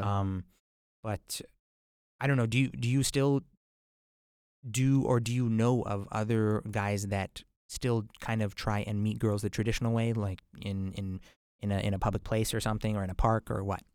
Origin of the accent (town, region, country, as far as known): White Rock, British Columbia, Canada; born or raised there